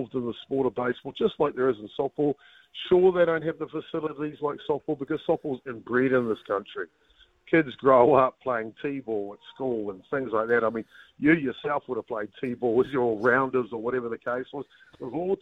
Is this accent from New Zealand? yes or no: yes; New Zealand; as a Kiwi